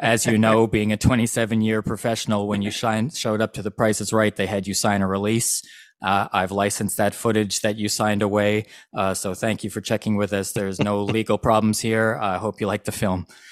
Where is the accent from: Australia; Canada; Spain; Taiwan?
Canada; Vancouver, British Columbia; I'm from Vancouver, Canada